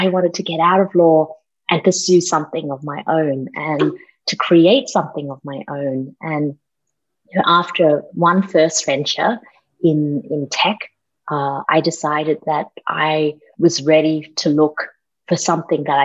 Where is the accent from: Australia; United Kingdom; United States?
Australia; also born or lived in Malaysia; I grew up in Australia, that's the accent.